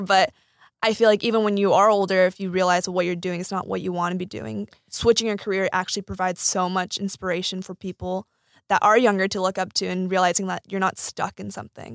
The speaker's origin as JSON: {"language": "English", "area": "Silicon Valley", "region": "California", "country": "United States", "tie": "born or raised there", "said": "I grew up in the Silicon Valley"}